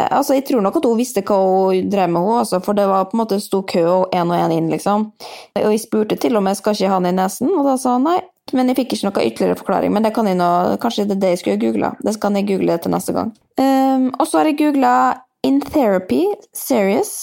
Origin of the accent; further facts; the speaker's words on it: Molde, Møre og Romsdal, Norway; now in Oslo, Norway; Jeg er også fra Molde, men jeg er i Oslo, for der bor jeg